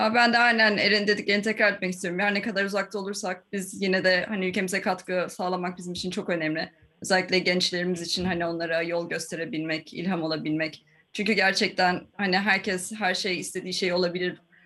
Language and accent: Turkish; Ankara, Turkey; moved away as an adult; also born or lived in Florida, United States / Istanbul; now in Oxford, United Kingdom; Beş yaşıma kadar oradaydım yani. Ondan sonra işte Ankara'ya geliyoruz. Annem babam ben. Ondan sonra Ankara'da ODTÜ, ilkokul, ortaokul, lise